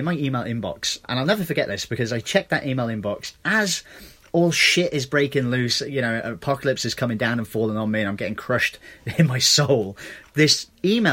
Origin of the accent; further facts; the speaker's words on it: England, United Kingdom; moved away; I'm from England.